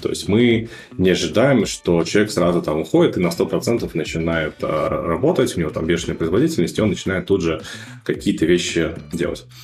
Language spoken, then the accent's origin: Russian; Russia; moved away as an adult; also born or lived in Moscow; now in New York, United States; мы были фаундеры с русскоязычными корнями, мы были все из России